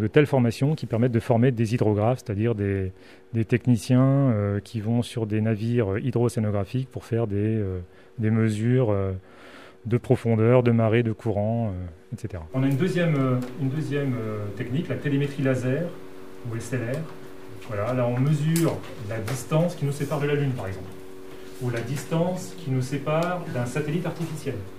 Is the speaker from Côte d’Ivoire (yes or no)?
yes; Côte d’Ivoire; moved away as an adult; je viens de la Côte d'Ivoire.